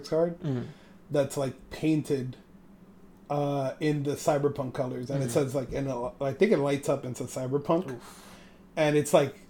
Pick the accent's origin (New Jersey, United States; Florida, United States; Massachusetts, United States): New Jersey, United States; regular dudes from Jersey